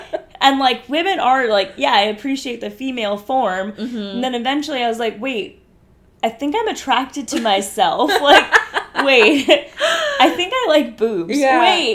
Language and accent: English; India; I'm Indian and there's a whole concept of arranged marriages